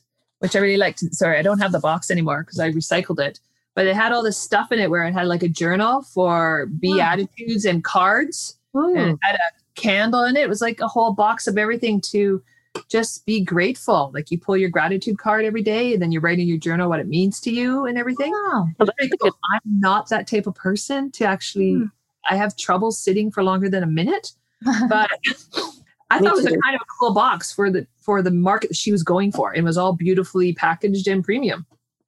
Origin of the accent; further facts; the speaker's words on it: Canada; we're a blended family. So my kids are dual, my husband's dual, and I'm Canadian